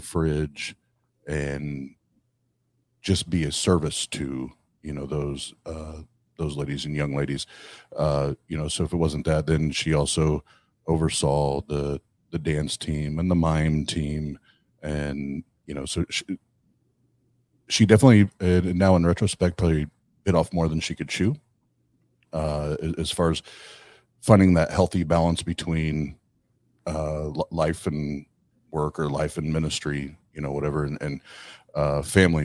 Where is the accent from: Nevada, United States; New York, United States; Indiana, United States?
Indiana, United States; Kokomo; Kokomo, Indiana, my hometown.